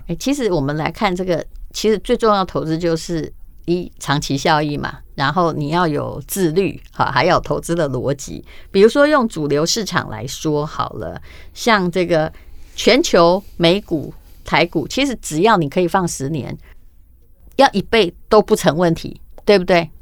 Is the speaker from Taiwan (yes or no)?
yes; Taiwan; 我们台湾的